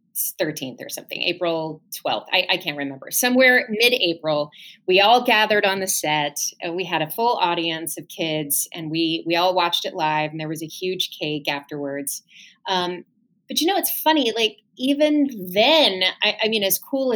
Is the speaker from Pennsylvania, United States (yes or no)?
no; Lakeland, Florida, United States; moved away; my hometown of Lakeland